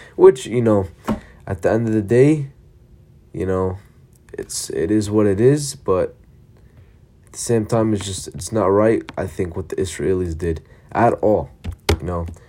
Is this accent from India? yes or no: no; Palestine; I'm from Palestine